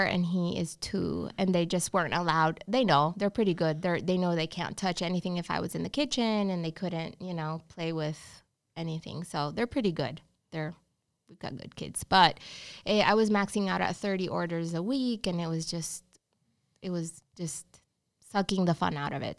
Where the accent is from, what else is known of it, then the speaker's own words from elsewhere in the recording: Honduras; English is a second language; moved away as an adult; also born or lived in Georgia, United States; now in Charlotte, United States; I'm from Honduras. Yeah, so born and raised